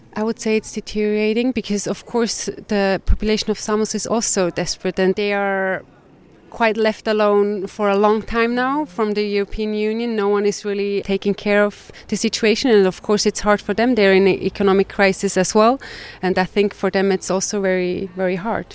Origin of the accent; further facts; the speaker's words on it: Switzerland; I'm from Switzerland.